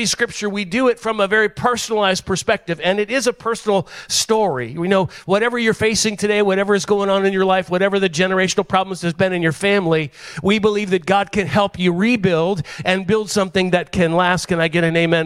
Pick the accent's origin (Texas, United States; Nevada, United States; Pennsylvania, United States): Pennsylvania, United States; Pittsburgh; I'm from Pittsburgh